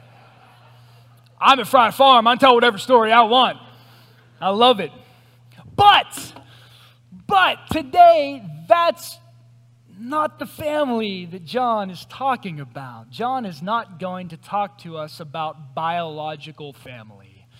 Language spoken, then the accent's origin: English; Greensburg, United States; I'm from Greensburg. This is my hometown